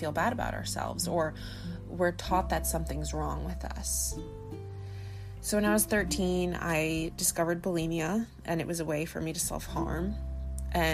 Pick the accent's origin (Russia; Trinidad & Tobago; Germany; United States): United States; Long Island, New York; I'm from Long Island.